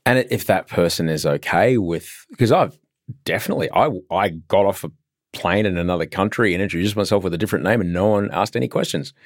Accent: Brisbane, Queensland, Australia; moved away as an adult; also born or lived in London; now in Sydney, Australia; I grew up in Brisbane

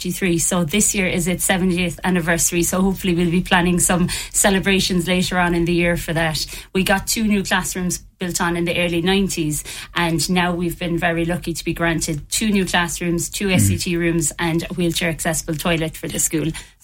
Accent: Patrickswell, Munster, Ireland; Yeah, so I started my teaching career in Patrickswell National School because I'm from Patrickswell, and then I moved to Kilcornan National School.

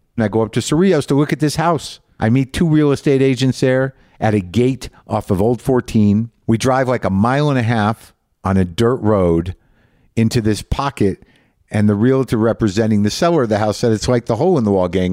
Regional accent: Albuquerque, New Mexico, United States; moved away; this hotel room in Albuquerque, New Mexico. My hometown

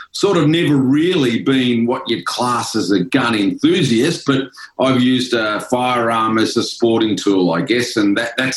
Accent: Ballarat, Victoria, Australia; I was pretty keen on football growing up in Ballarat

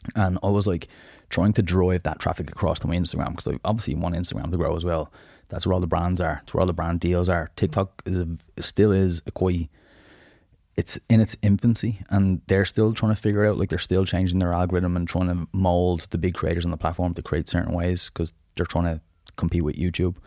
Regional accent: Dublin, Leinster, Ireland; also born or lived in Southside, Dublin; I'm originally from the Northside, so right beside Barmount, small little estate called Kilmore.

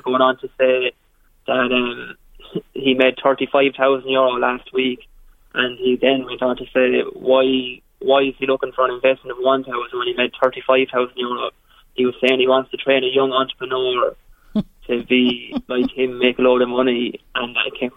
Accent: Kilkenny, Leinster, Ireland; also born or lived in Limerick; I'm from Kilkenny

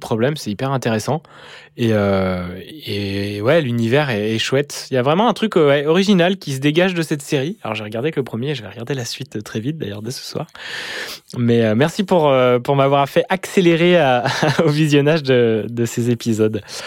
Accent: Lyon, Auvergne-Rhône-Alpes, France; j'ai grandi à Lyon

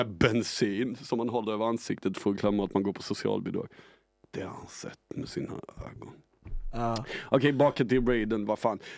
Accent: Arvika, Värmland, Sweden; Men jag är inte från Stockholm eh, alltså.

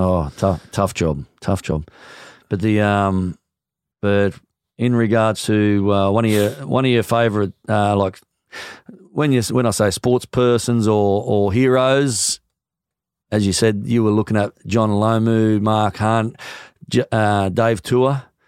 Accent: New Zealand; as a New Zealander

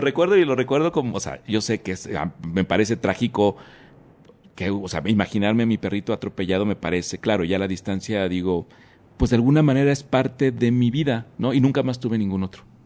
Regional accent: Oaxaca, Mexico; como buen oaxaqueño

